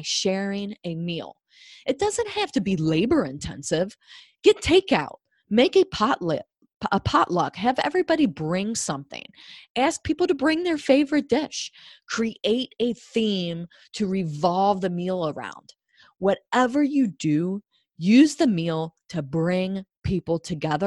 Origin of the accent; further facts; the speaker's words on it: Cincinnati, Ohio, United States; I'm from Cincinnati. I grew up with Cincinnati style chili